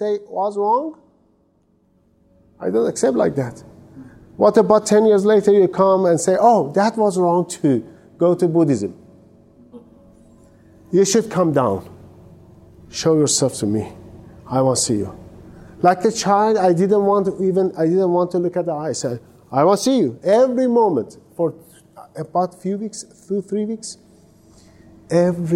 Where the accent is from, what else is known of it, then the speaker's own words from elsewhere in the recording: Iran; English is a second language; moved away as an adult; also born or lived in Cyprus / Istanbul, Turkey; I'm from Islamic Republic of Iran. I was born in a Muslim family, and I raised in this Muslim family